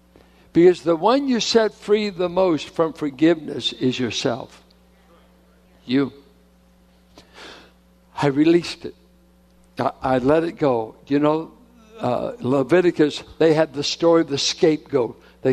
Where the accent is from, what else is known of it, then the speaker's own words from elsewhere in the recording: Richmond, California, United States; I'm from Richmond.